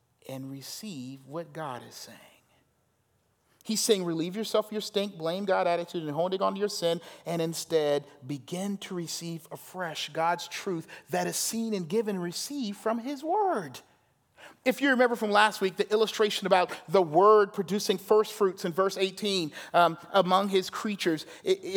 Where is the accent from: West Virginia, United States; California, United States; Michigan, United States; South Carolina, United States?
South Carolina, United States; I'm from South Carolina, had that southern son